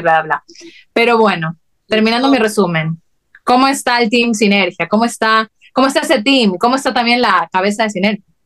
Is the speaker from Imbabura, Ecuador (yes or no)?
no; Guayaquil, Guayas, Ecuador; moved away; las dos somos de Guayaquil